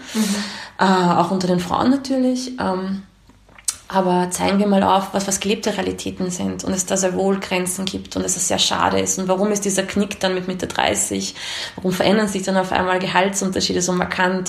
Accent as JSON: {"language": "German", "country": "Austria", "tie": "born or raised there", "also_born_or_lived": "Romania", "said": "ich bin hier geprägt, hier zur Schule gegangen, hier aufgewachsen. Ähm, ich würde mich als Österreicherin sehen"}